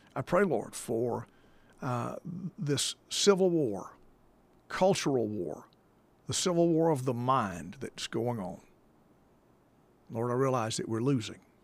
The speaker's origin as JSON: {"language": "English", "country": "United States", "said": "being American"}